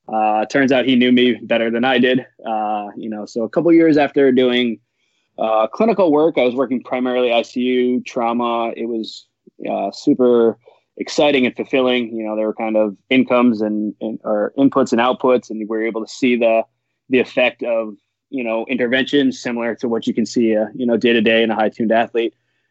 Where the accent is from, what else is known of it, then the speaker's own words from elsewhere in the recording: New England, United States; I'm from New England, so it was kind of, you know, starry-eyed. I was a young kid.